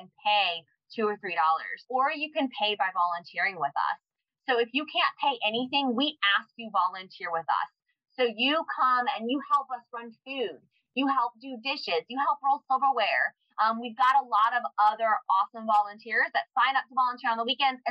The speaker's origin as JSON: {"language": "English", "town": "Raleigh", "region": "North Carolina", "country": "United States", "tie": "born or raised there", "said": "I'm from Raleigh. I love Raleigh. I born and raised here."}